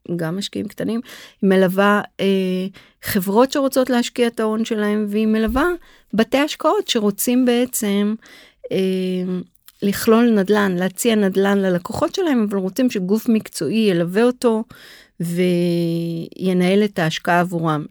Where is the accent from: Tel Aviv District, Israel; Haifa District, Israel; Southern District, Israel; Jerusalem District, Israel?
Tel Aviv District, Israel; Tel Aviv; also born or lived in New York; גדלתי כל החיים בתל אביב